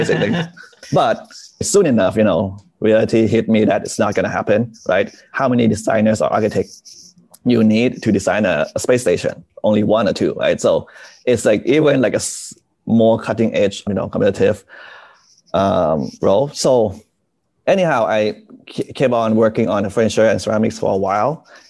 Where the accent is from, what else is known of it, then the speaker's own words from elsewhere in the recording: Bangkok, Thailand; So I moved around a lot, you know, but I grew up mostly in Bangkok